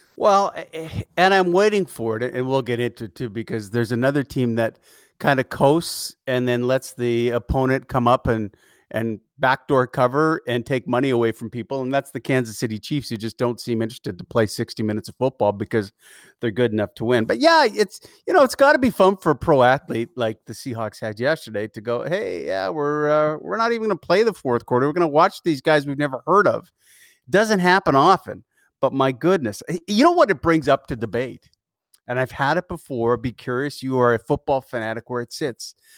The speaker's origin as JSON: {"language": "English", "town": "Edmonton", "region": "Alberta", "country": "Canada", "tie": "born or raised there", "said": "I grew up in Edmonton"}